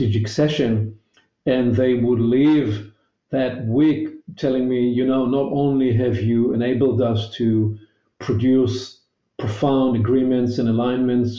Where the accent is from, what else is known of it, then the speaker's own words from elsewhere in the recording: Israel; accent: Hebrewish; my elegant Hebrewish accent